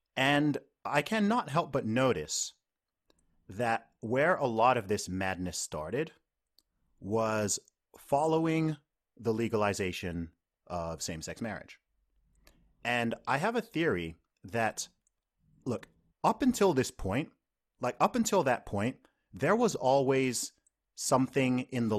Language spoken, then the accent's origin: English; United Kingdom; I'm the British women's deadlift record holder.